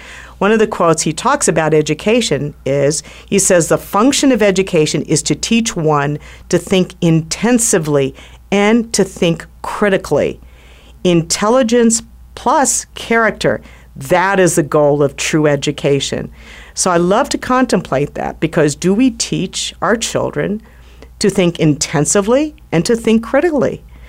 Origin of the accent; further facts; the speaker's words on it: Washington, District of Columbia, United States; I grew up in Washington, D.C. in the 1960s. My father was former Navy. He was Navy at the time. He was stationed at the Navy Yard. We lived in Navy housing